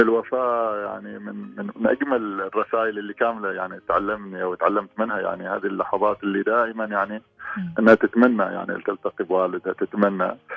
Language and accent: Arabic; Oman; نحن كبيعة عمانية